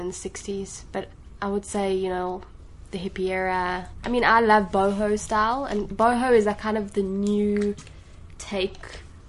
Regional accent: Johannesburg, Gauteng, South Africa; accent: South African; moved away; I grew up in South Africa.

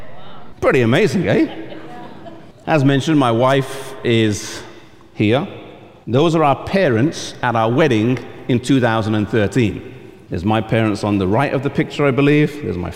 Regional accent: Oxford, South East England, United Kingdom; moved away; I'm from England.

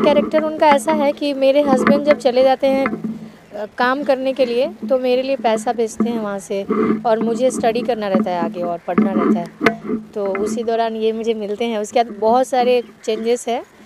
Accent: Sitamarhi, Bihar, India; मैं प्रॉपर बिहार से हूँ बिहार में सीतामढ़ी से

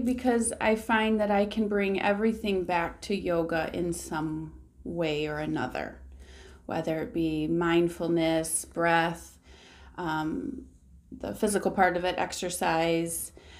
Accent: Petoskey, Michigan, United States; born there; also born or lived in South Carolina / Cadillac / South Lyon; I was originally actually born up north in Petoskey, which is a place I love to go visit. But then as a child, we moved around a little bit for my dad's job. So I've lived in South Carolina and Cadillac and South Lyon, Michigan

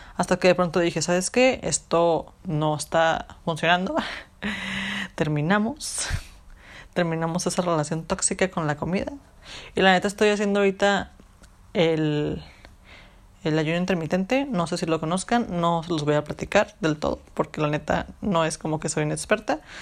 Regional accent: Mexico; nosotros como cultura mexicana, en la que vivimos, en las que nos criaron

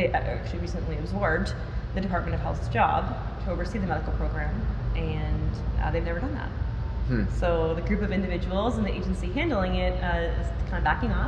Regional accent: Massachusetts, United States

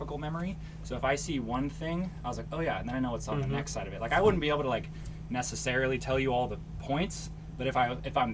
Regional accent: Oregon, United States; moved away as an adult; also born or lived in Southern California; I'm from Oregon.

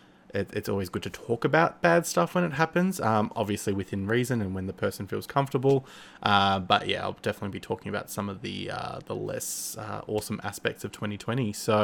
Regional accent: Australia; now in Melbourne, Australia; I'm based in Melbourne, Australia. So yeah, obviously I'm sure you could tell I'm Australian if you are not from Australia yourself.

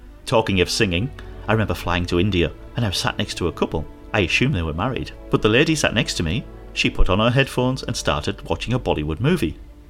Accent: Philippines; But in San Francisco, I had the advantage of being Filipino. Yes, I can't pass for being Filipino.

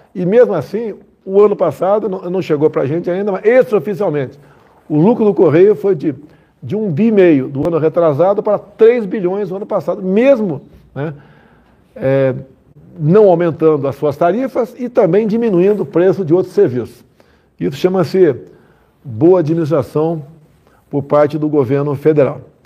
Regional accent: Southeast Brazil, Brazil; eu sou aqui do Sudeste, né?

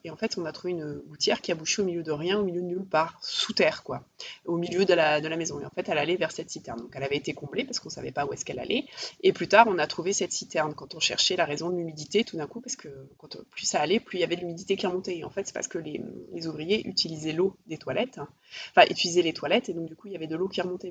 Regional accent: Paris, Île-de-France, France; je suis parisienne

